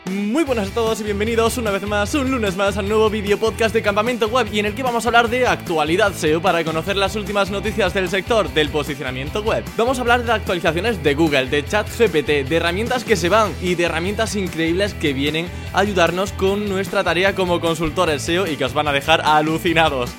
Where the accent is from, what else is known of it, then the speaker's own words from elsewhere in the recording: Andalusia, Spain; los vagos somos los andaluces